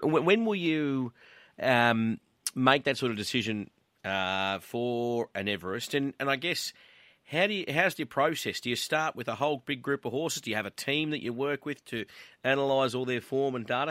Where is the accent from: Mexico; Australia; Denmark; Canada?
Australia; Queensland; me growing up in Queensland, going to the races with Grandad